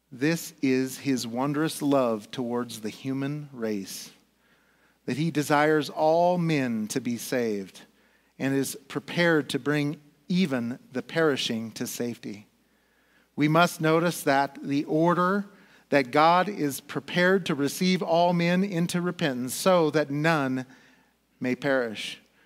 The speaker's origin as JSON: {"language": "English", "country": "United States", "said": "as an American"}